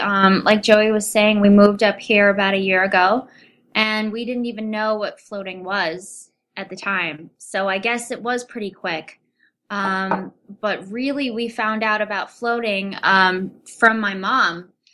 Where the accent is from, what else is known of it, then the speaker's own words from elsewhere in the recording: Rochester, New York, United States; Which is my hometown.